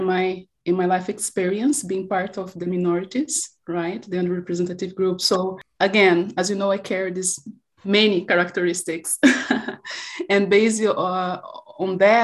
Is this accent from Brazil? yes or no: yes; Brazil; first language Portuguese; English is a second language; moved away as an adult; also born or lived in Italy